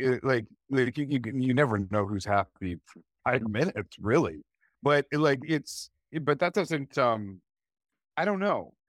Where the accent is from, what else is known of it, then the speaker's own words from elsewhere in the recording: Canada; I'm a Canadian writer